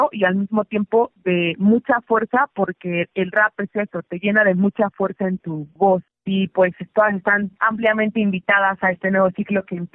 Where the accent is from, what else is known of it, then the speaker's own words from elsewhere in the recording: Mexico City, Mexico; now in State of Mexico, Mexico; soy una rapera de la Ciudad de México, residente en el Estado de México.